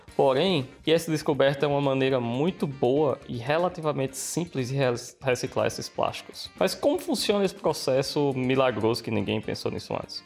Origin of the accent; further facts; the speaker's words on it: Brazil; now in Australia; da minha terra